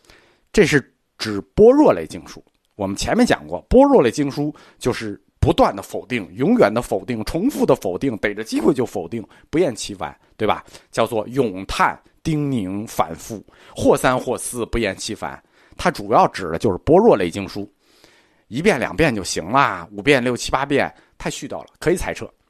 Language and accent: Chinese; China; 我们中国人对语言美有要求